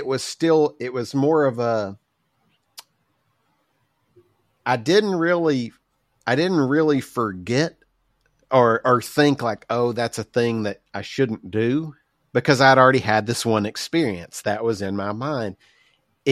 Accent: Southern United States, United States; accent: Southern; I have a pretty obvious accent

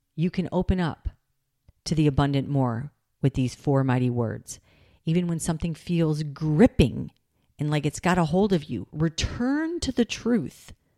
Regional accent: Michigan, United States; I grew up in Michigan.

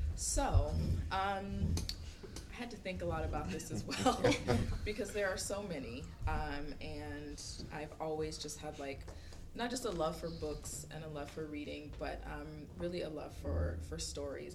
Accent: near Eatonville, Florida, United States; now in New York, United States; I am from Florida. I am from not far from Eatonville.

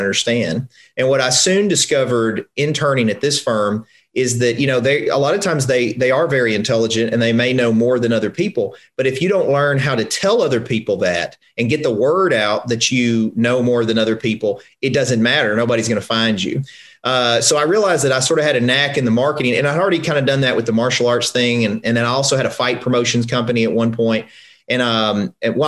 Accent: Covington, Tennessee, United States; I'm from a small town in Tennessee. I'm from Covington, which is north of Memphis.

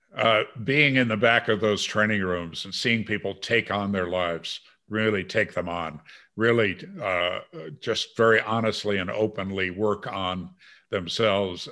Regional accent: Green Bay, Wisconsin, United States; also born or lived in China; growing up in Green Bay, Wisconsin

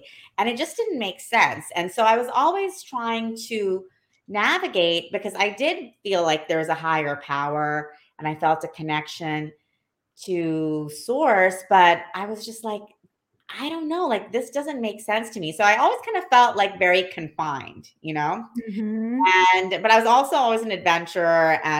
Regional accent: Saudi Arabia; also born or lived in New Orleans, United States / Bangladesh; this very multicultural upbringing of New Orleans, Saudi Arabia and Bangladesh. And, you know, while growing up in Saudi Arabia, I would visit both countries all the time

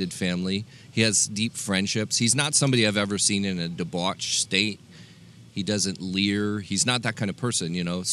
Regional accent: Los Angeles, California, United States; a Los Angeles boy like myself

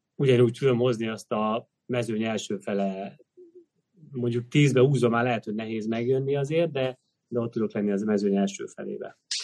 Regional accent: Hungary

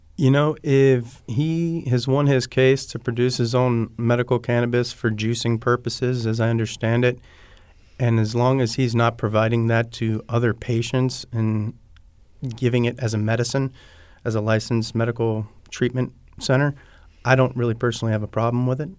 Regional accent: Pahokee, Florida, United States; also born or lived in California / Colorado; I'm Florida born. I'm from Pahokee, Florida.

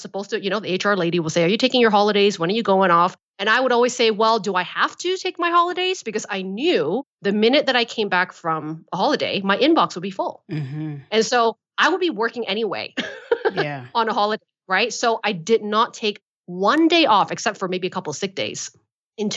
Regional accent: Malaysia; I'm from Malaysia

